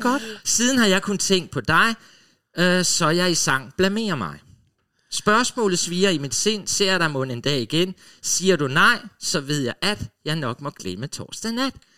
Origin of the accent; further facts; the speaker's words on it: Funen, Southern Denmark, Denmark; now in Copenhagen, Denmark; Jeg var fra Fyn